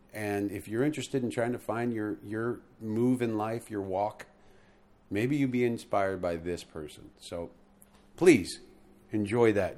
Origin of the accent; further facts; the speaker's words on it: United States; I'm American